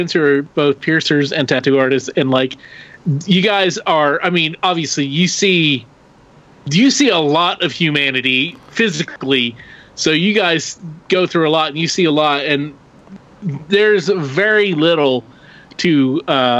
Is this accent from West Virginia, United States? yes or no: no; Oklahoma, United States; where we grew up in Oklahoma